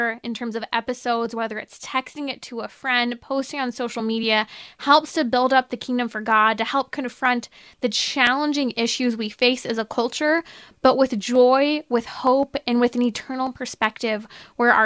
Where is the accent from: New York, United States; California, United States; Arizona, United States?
California, United States; moved away as an adult; it's my home state. It's where my family is. It's where I've been born and raised